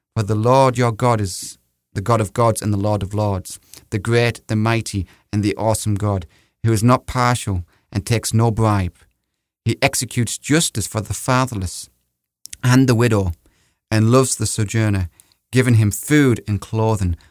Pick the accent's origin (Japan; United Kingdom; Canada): United Kingdom; England; now in United States; We're both English here